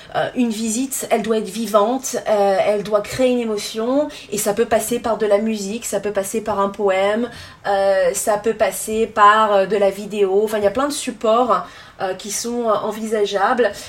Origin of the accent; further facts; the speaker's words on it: Yvelines, Île-de-France, France; moved away as an adult; also born or lived in Nantes / Switzerland / Brooklyn, New York; now in New York, United States; je suis originaire euh, de France, j'ai grandi euh, dans les Yvelines.